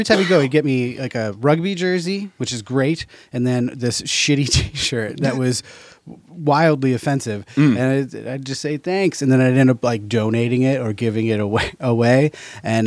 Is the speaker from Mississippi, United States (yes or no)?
no; Albany, New York, United States; moved away; also born or lived in Portland; I'm from Albany, New York